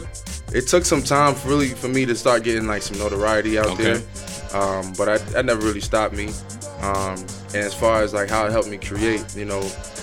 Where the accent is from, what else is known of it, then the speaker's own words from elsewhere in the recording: Atlanta, Georgia, United States; now in New York City, United States; I'm originally from New York City. I moved to Atlanta when I was a kid, but I spent all my summers and holidays from like up 18 years here. So right. It's like I spent like 65% of my life in Georgia and like 35% here, but my entire family's from here.